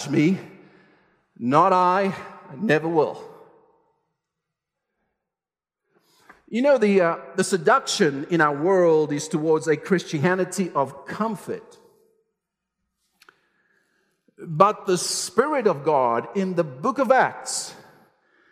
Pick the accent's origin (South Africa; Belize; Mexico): South Africa; I'm South African, I know the landscape, I know the world, I know the culture, I love the food